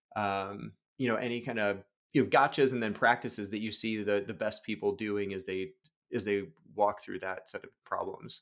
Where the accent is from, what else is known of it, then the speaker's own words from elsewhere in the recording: Chicago, Illinois, United States; now in Portland, United States; I'm a Chicagoan, so, like, you grow up just loving baseball, live out here in Portland, Oregon now